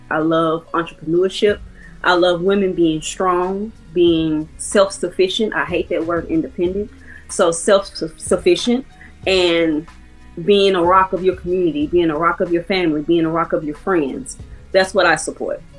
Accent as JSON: {"language": "English", "region": "California", "country": "United States", "also_born_or_lived": "Texas / Atlanta", "lives_now": "Mississippi, United States", "said": "I'm from California. Um, I graduated and I went to move to Texas. I'm a military brat."}